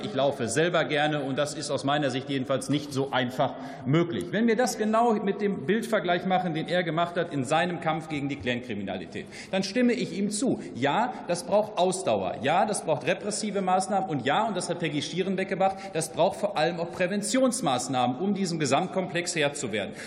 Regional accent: Germany; bei uns in Deutschland

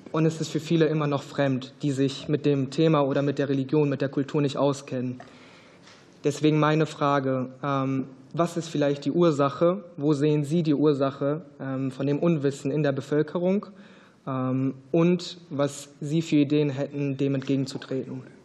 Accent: Ruhr area, North Rhine-Westphalia, Germany; Also ich bin halt anders aufgewachsen im Ruhrgebiet

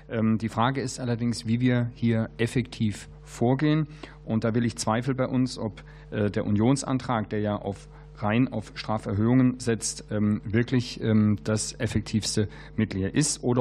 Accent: Baden-Württemberg, Germany; am ähm, Beispielsfall aus meiner Heimat Baden-Württemberg gezeigt hat

